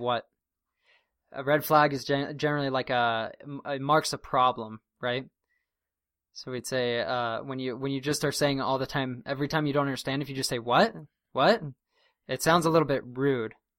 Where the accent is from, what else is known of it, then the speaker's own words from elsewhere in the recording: Durango, Colorado, United States; my hometown in Durango, the area code, which means the, basically the number that precedes the someone's local number is nine seven oh